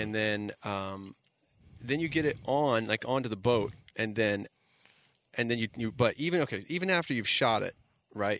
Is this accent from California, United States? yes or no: no; South Florida, United States; I grew up in South Florida